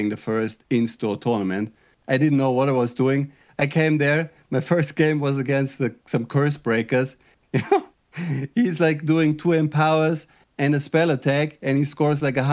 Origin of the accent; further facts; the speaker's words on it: Germany; moved away as an adult; now in Netherlands; I'm originally from Germany, but I live in the Netherlands.